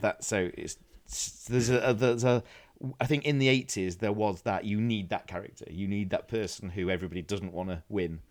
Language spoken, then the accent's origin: English; Doncaster, Yorkshire and the Humber, United Kingdom; where I'm from in is a place called Doncaster